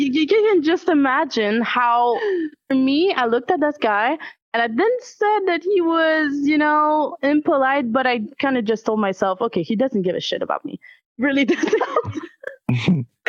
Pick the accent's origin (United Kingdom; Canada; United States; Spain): Canada; as a Canadian